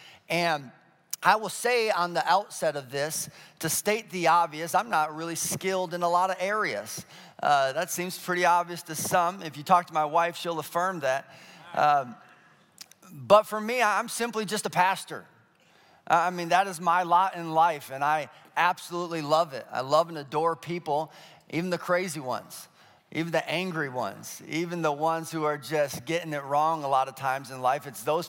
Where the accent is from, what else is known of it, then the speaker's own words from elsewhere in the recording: Colorado, United States; I grew up in Colorado for a stint, and the Colorado State dinosaur is the Stegosaurus.